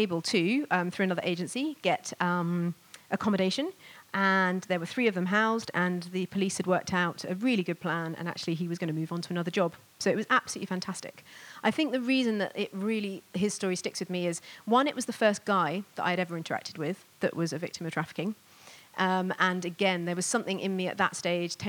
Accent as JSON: {"language": "English", "town": "Bristol", "region": "South West England", "country": "United Kingdom", "tie": "born or raised there", "said": "my hometown of Bristol"}